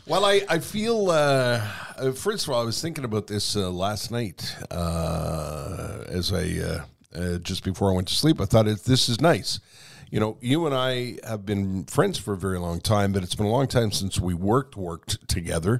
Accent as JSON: {"language": "English", "town": "Montreal", "region": "Quebec", "country": "Canada", "tie": "born or raised there"}